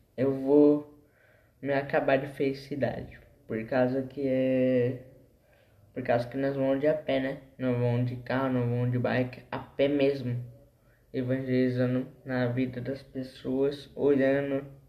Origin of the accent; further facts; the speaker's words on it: Embu das Artes, São Paulo, Brazil; Eu sou de Embu das Artes